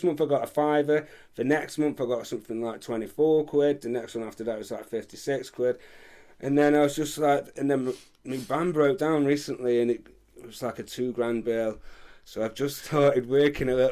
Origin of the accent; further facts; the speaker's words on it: Stoke-on-Trent, West Midlands, United Kingdom; now in Leek, United Kingdom; I'm from Stoke, but where I live now is this little village called Leek